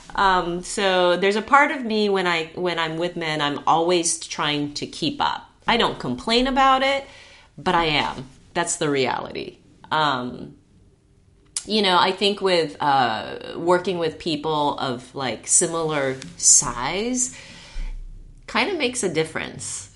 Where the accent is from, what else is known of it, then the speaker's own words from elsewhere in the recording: Japan; moved away as an adult; also born or lived in Santa Monica, California; now in Las Vegas, United States; At that point, I was only like two or three months old. So I grew up in Japan.